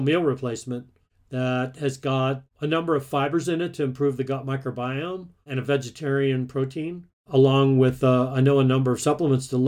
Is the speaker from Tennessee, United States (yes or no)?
no; Alabama, United States; I grew up in the Deep South in Alabama